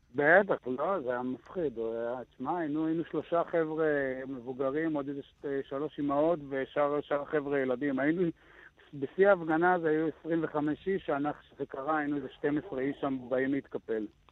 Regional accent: Gevim, Southern District, Israel; אני מקיבוץ גבים

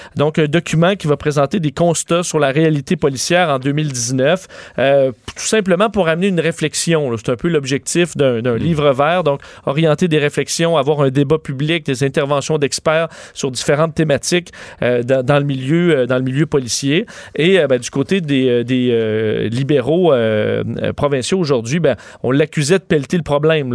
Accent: Quebec, Canada; chez nous au Québec

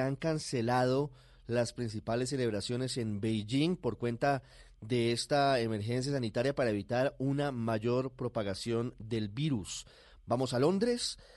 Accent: Colombia; moved away as an adult; also born or lived in São Paulo, Brazil / France; now in London, United Kingdom; Sí, yo soy colombiano

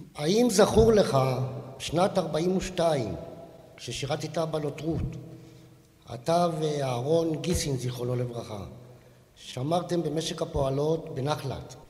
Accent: Mazkeret Batya, Central District, Israel; born or raised there

